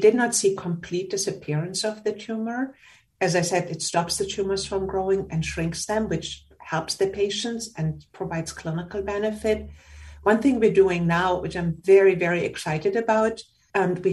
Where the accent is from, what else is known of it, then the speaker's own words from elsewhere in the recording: Germany; moved away as an adult; now in United States; I'm from Germany and I did my pediatric residency